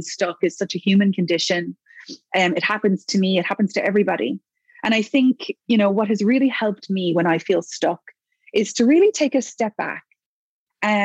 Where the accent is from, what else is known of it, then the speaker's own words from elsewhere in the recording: Ireland; moved away as an adult; also born or lived in New York; now in Toronto, Canada; it's home to Ireland